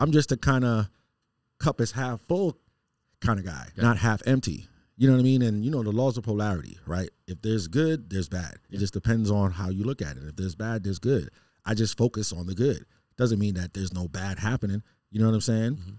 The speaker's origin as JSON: {"language": "English", "town": "New York City", "region": "New York", "country": "United States", "tie": "born or raised there", "moved": "yes", "said": "Growing up in Queens"}